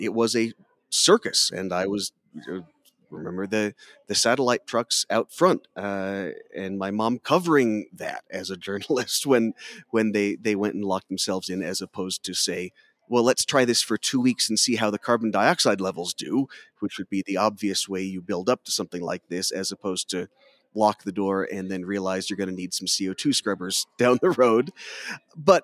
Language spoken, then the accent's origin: English; Tucson, Arizona, United States; growing up in Tucson